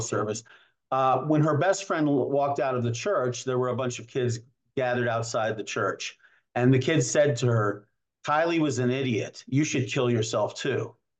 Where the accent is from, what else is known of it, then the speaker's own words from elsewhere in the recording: New York, United States; now in Asheville, United States; I'm from New York